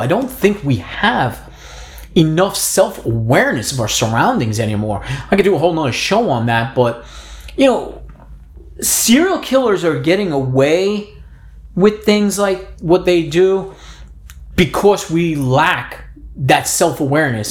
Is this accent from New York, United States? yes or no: yes; New York City, New York, United States; I grew up in the Bronx, New York